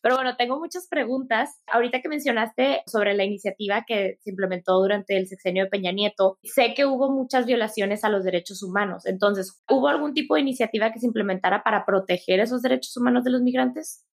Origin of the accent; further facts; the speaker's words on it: Ciudad Juárez, Chihuahua, Mexico; yo soy de la frontera, entonces yo crecí en Ciudad Juárez